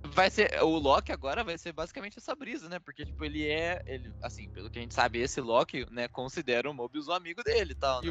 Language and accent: Portuguese; Brazil; a gente é brasileiro